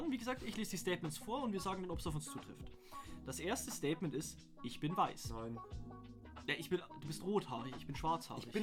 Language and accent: German; Bavaria, Germany; Wir sind Bayern, wir wurden für unseren Akzent ah. schon verarscht.